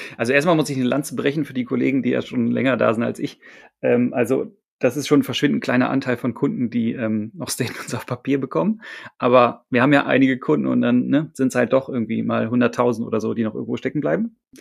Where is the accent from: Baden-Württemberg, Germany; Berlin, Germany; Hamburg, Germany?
Hamburg, Germany; ich bin Hamburger